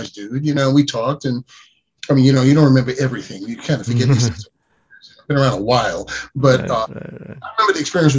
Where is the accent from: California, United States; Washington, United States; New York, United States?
New York, United States; New York City; I grew up in New York City